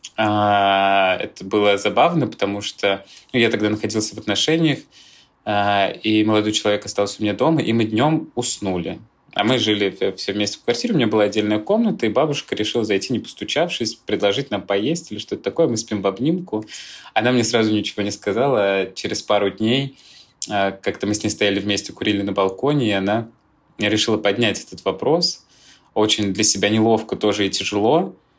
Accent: Moscow, Russia; Я родился в Москве и всегда здесь жил

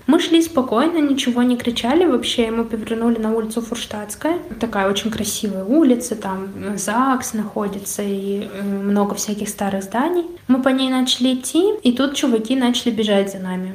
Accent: Pushkin, Saint Petersburg, Russia; Приехали мы в итоге в мой родной город, где я родилась. Я родилась в Пушкине

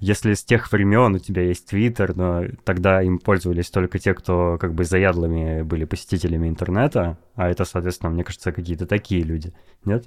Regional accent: Novosibirsk, Novosibirsk Oblast, Russia; я из Новосибирска

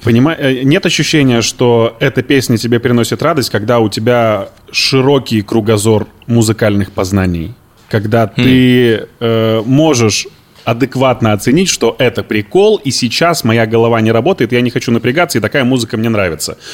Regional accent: Izhevsk, Udmurtia, Russia; now in Moscow, Russia; Я из Ижевска. Это Удмуртская республика.

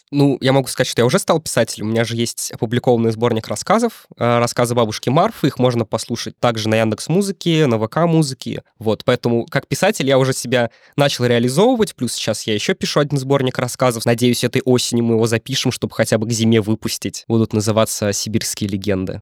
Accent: Drezna, Moscow Oblast, Russia; я из очень маленького города, у нас 11 тысяч населения

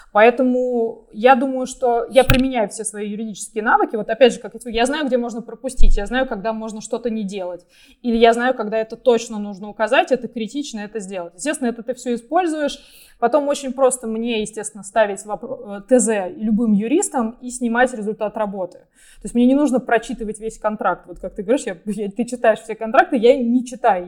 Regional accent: Russia; moved away as an adult; also born or lived in United States; мы все родились в России и развивались в России

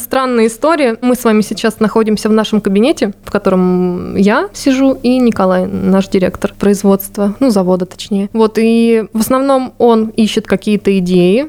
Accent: Voronezh Oblast, Russia; moved away; я же из Воронежской области, из далекой деревни

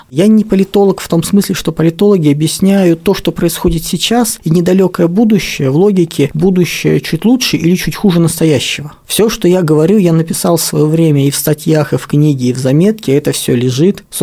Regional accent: Moscow, Russia; also born or lived in Chelyabinsk; Я родился в Челябинске и первые шесть лет там прожил, а все остальное время, как говорится, Москва.

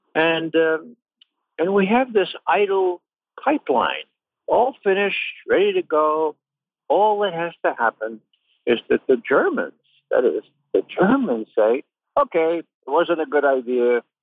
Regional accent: New York, United States; I'm from New York

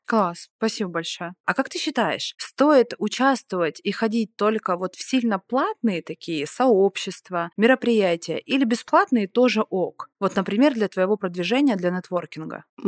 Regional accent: Rostov-on-Don, Rostov Oblast, Russia; я из Ростова-на-Дону

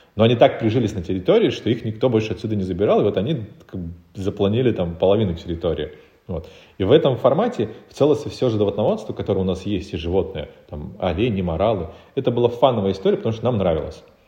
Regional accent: Republic of Karelia, Russia; moved away as an adult; now in Moscow, Russia; я сам из Карелии, и я перебрался в Москву в 2014 году

